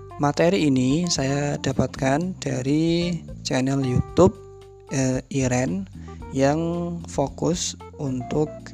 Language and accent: Indonesian; Central Java, Indonesia; accent: medok; first language Javanese; Indonesian is a second language; saya pribadi, itu kan dilahirkan di Jawa Tengah. Jadi, otomatis bahasa yang pertama kali saya pelajari dan saya gunakan adalah bahasa Jawa, khususnya bahasa Jawa Tengah